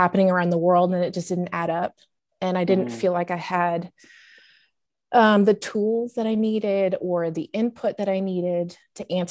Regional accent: Pacific Northwest, United States; moved away as an adult; now in Southern United States; I'm originally from the Pacific Northwest

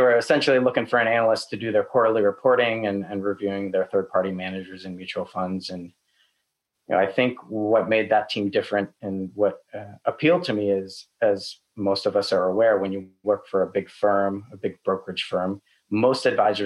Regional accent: New York, United States; also born or lived in Los Angeles, California; now in Austin, United States; After living in LA for 12 years, I'm originally from New York

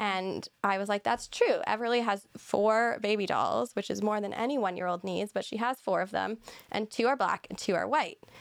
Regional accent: Barrie, Ontario, Canada; also born or lived in Toronto / Muskoka; growing up largely in Barrie. I was born in Toronto, We lived in Muskoka, but we really have been, I've lived in Ontario my whole life

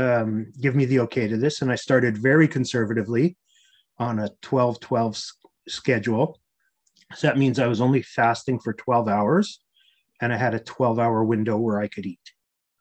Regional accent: Canada; I had played a ton of hockey growing up because I'm Canadian

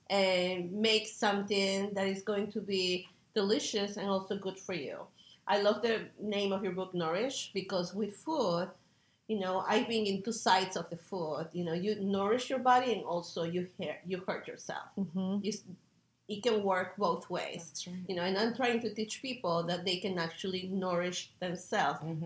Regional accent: Peru; now in United States; growing up uh, with a family and having my mom focus on nutrition back in Peru. I'm from Peru, and uh, I'm a chef here in the United States

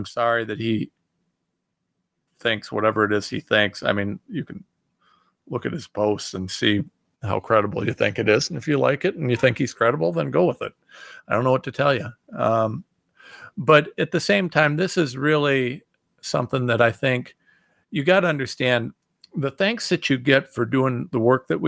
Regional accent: Ohio, United States; I'm some guy from Ohio

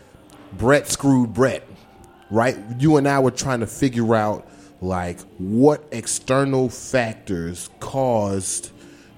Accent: the South, United States; moved away; I'm coming from the South

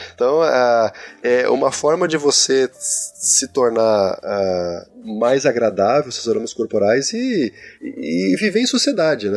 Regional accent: Rio Grande do Sul, Brazil; eu digo bergamota, que eu sou gaúcho

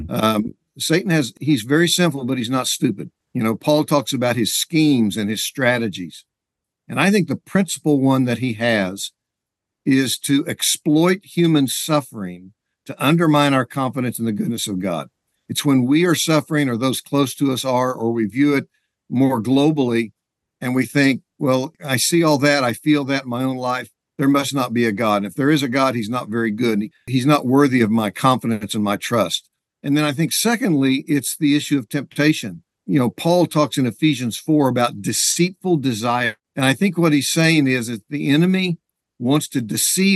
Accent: Oklahoma, United States; also born or lived in Texas; I was born and raised in Oklahoma

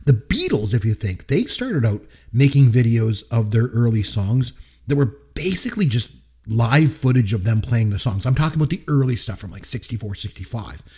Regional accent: Canada; We had Much Music up here in Canada

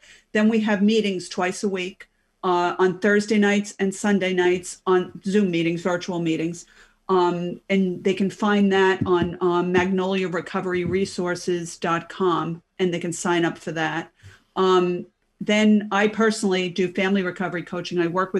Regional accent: New York, United States; accent: New York; Brooklyn, Queens, Long Island.

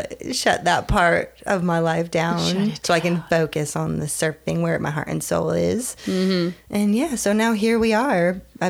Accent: Connecticut, United States; moved away as an adult; also born or lived in California; now in Wrightsville Beach, United States; I'm from Connecticut. Oh. Yeah, it's interesting. Yeah, from Connecticut on a horse farm.

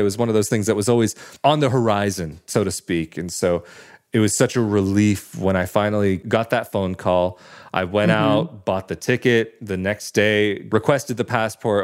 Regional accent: West Coast, United States; moved away as an adult; now in Italy; growing up on the West Coast

